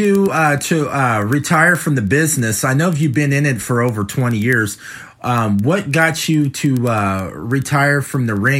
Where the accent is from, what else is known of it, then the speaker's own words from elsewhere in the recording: Cincinnati, Ohio, United States; "Okay, where are you from?" And I said, "Cincinnati."